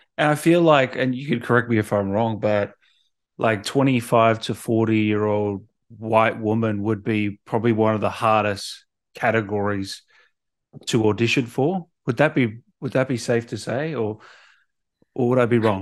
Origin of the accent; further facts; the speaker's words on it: Melbourne, Victoria, Australia; also born or lived in Sydney; I was born in Sydney, but, um, parents moved to Melbourne